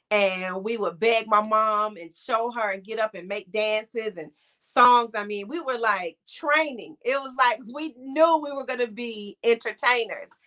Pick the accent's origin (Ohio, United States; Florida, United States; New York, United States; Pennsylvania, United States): Ohio, United States; Cleveland; born there; And um, so I was born in Cleveland, Ohio during the football season.